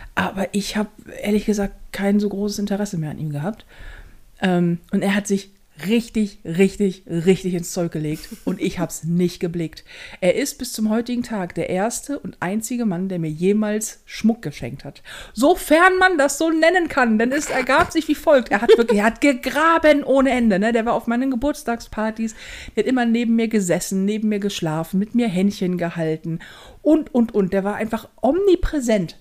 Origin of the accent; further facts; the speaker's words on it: Hamburg, Germany; hier bei uns in Hamburg